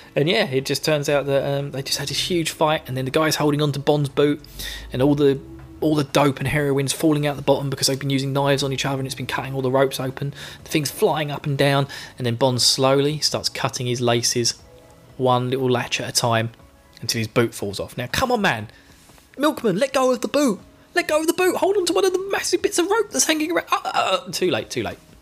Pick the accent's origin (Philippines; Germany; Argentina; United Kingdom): United Kingdom; England; now in Essex, United Kingdom; I'm English